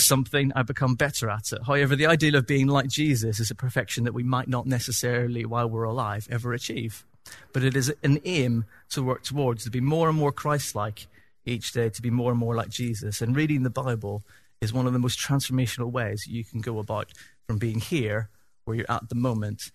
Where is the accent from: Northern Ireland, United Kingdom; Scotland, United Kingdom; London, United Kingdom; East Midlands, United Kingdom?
Northern Ireland, United Kingdom; accent: Northern Irish; my Northern Irish accent